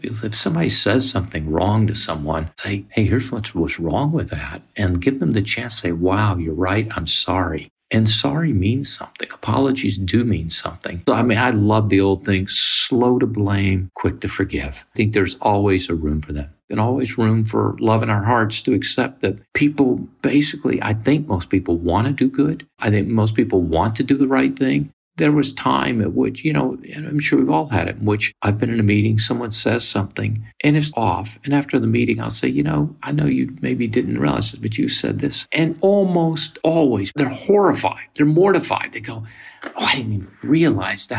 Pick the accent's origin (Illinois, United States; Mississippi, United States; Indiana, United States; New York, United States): Mississippi, United States; born or raised there